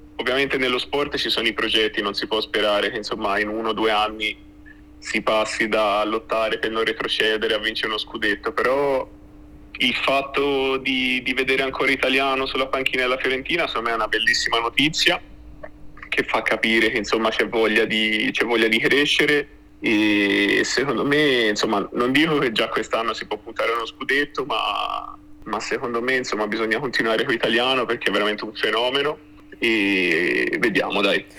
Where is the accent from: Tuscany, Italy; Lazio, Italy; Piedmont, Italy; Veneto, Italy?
Tuscany, Italy; Florence; essendo fiorentino doc